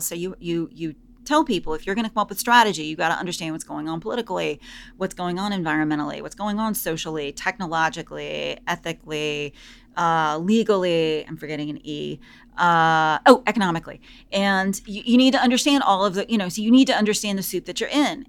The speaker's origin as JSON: {"language": "English", "region": "the South", "country": "United States", "said": "I'm from the South"}